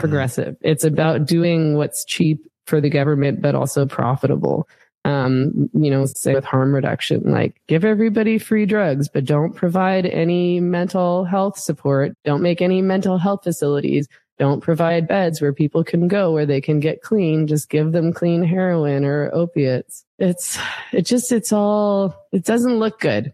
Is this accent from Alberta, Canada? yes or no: no; Vancouver, British Columbia, Canada; I'm from Vancouver